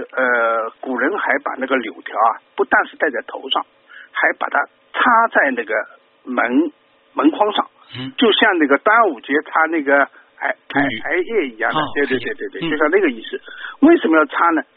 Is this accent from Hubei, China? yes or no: no; Shanghai, China; 因为整个一个冬天过了，人呢都是都是阿拉上海人讲补了屋里向，